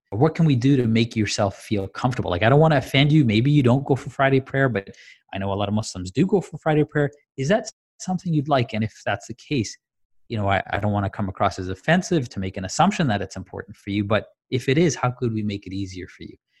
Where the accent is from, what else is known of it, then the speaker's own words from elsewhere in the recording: Tanzania; I grew up in Tanzania